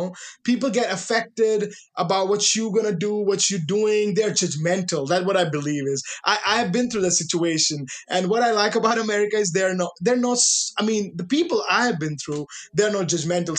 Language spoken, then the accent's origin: English; northern India, India; English is a second language; moved away as an adult; now in Oregon, United States; The part I'm living in, it's in northern India